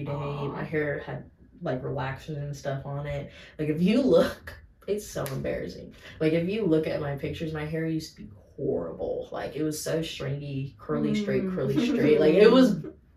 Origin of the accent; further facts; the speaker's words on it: Fort Worth, Texas, United States; also born or lived in White Settlement, Texas; I grew up in Fort Worth